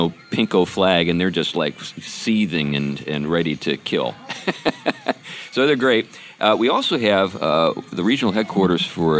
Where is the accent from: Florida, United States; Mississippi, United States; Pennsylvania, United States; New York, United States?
Pennsylvania, United States; now in Battle Ground, United States; I'm from Pennsylvania, so I know real Mennonites and Amish and all that kind of stuff.